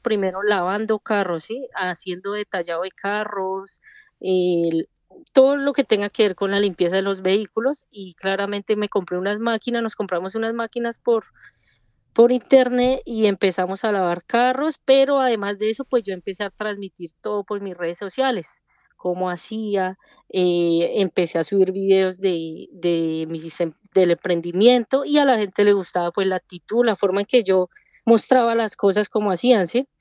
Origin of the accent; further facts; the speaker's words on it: Bogotá, Colombia; moved away as an adult; now in Chicago, United States; Nosotros somos de Bogotá, del el sur de Bogotá, del barrio Molinos.